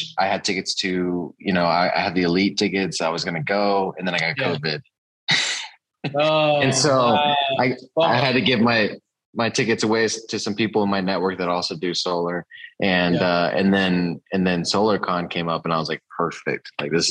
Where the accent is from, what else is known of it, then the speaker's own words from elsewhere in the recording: San Antonio, Texas, United States; also born or lived in Corpus Christi, Texas / Devine, Texas; San Antonio originally, and then I moved to Corpus, and that's where I started